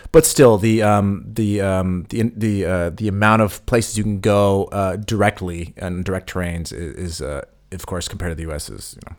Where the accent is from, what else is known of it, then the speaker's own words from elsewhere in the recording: United States; moved away; we're from the States